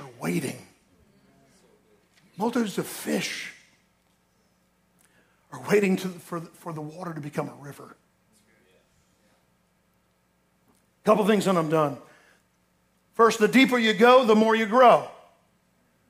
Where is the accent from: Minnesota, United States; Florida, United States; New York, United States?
Florida, United States; I grew up in Florida